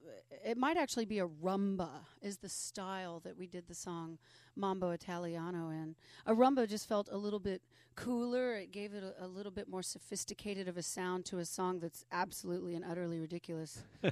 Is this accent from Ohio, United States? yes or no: no; Nashville, Tennessee, United States; I flew in from Nashville, Tennessee, which is my hometown.